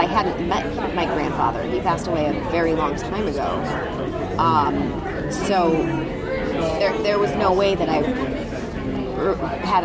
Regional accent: St. Louis, Missouri, United States; now in Los Angeles, United States; I'm originally from St. Louis, Missouri. I'm in Los Angeles now.

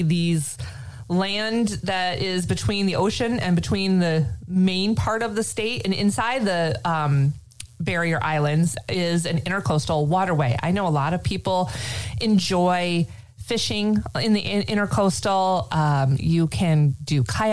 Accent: Michigan, United States; now in Florida, United States; I grew up in Michigan. I grew up along Lake Michigan

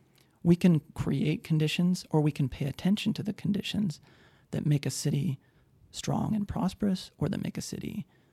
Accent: Idaho Falls, Idaho, United States; also born or lived in Madison, Wisconsin / Utah; now in Spokane, United States; I grew up in Idaho Falls.

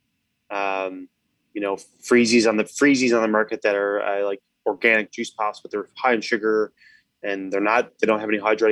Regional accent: Newfoundland and Labrador, Canada; I'm from Newfoundland

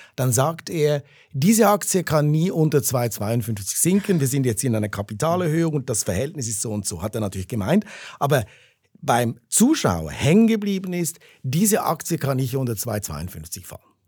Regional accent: Zurich, Switzerland; ich bin Zürcher, ich bin in der Stadt Zürich aufgewachsen

